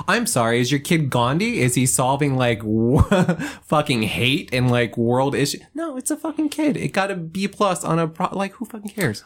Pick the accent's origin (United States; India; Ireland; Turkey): United States; Monroe; growing up in Monroe